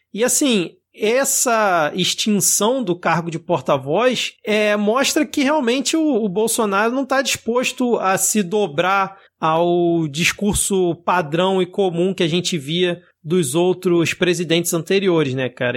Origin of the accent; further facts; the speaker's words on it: Rio de Janeiro, Brazil; eu sou aqui do Rio de Janeiro